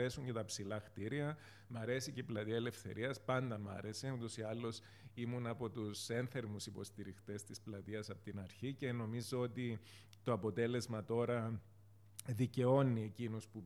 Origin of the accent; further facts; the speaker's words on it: Famagusta, Famagusta District, Cyprus; also born or lived in Limassol; now in Nicosia, Cyprus; Εγώ είμαι από την Αμόχωστο. Ε, φεύγοντας από την Αμόχωστο το 1974, καταλήξαμε με την οικογένειά μου στην ε, Λεμέσο.